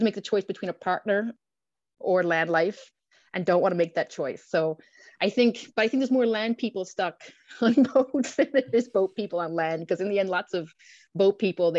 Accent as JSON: {"language": "English", "region": "Newfoundland and Labrador", "country": "Canada", "tie": "born or raised there", "moved": "as an adult", "said": "I'm a Newfoundlander"}